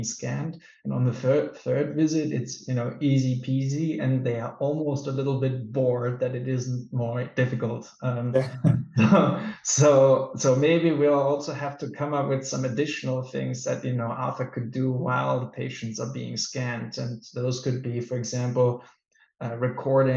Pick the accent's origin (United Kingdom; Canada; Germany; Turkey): Germany; now in Denmark; I was born and raised in Germany